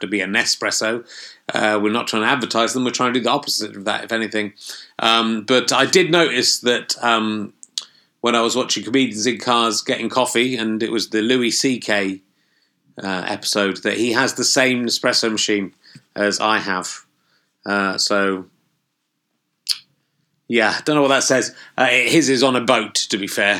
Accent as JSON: {"language": "English", "town": "Loughborough", "region": "East Midlands", "country": "United Kingdom", "tie": "born or raised there", "also_born_or_lived": "Yorkshire", "moved": "yes", "said": "spent much of my childhood in Loughborough, near Leicester"}